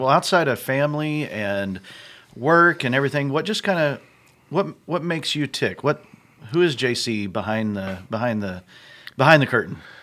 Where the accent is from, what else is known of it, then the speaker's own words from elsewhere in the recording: New Mexico, United States; also born or lived in Texas / Colorado; now in Indiana, United States; I grew up in the Southwest in New Mexico